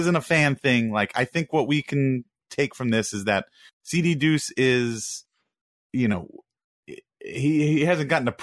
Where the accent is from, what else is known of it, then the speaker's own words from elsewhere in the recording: New York, United States; moved away; I'm from New York.